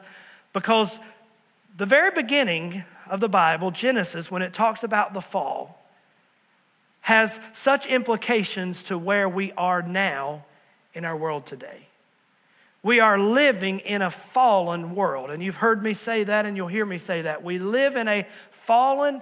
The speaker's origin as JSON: {"language": "English", "region": "Southwest Virginia", "country": "United States", "also_born_or_lived": "New River Valley, Virginia", "moved": "as an adult", "said": "Pastor Allison and I, we're from Southwest Virginia"}